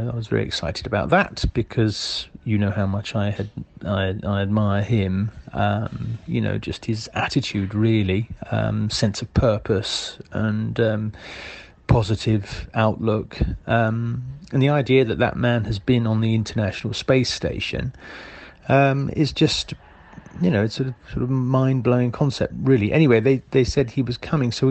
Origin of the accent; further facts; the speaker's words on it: Epsom, South East England, United Kingdom; once again, I'm saying I'm from Epsom. I'm from Epsom.